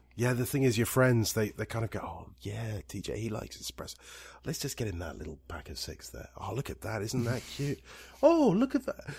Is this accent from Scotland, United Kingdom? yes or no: yes; Scotland, United Kingdom; now in Italy; I'm more Scottish than Irish